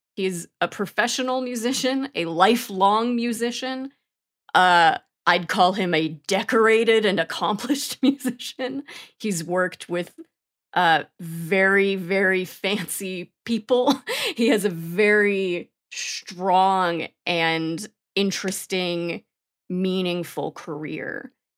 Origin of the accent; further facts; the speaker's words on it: New York, United States; moved away as an adult; now in Austin, United States; I grew up in New York and lived in New York and then moved to Austin in twenty eighteen